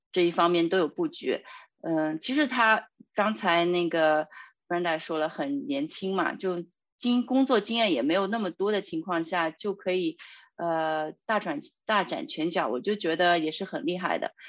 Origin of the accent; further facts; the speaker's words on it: China; 我们中国人